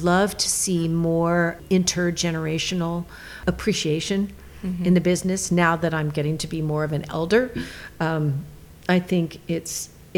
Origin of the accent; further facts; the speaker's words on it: California, United States; also born or lived in Maine / New York; I'm a Californian, born and raised